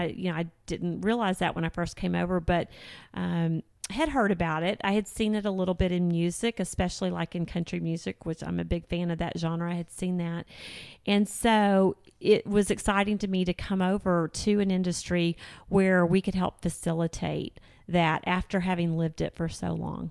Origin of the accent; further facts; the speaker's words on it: Houston, Texas, United States; moved away as an adult; now in Northwest Arkansas, United States; I was born and raised in Houston, Texas